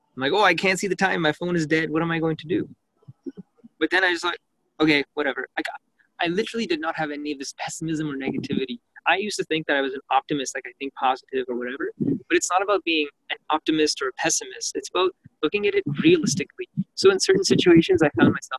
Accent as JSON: {"language": "English", "country": "Canada", "tie": "born or raised there", "said": "growing up in Canada"}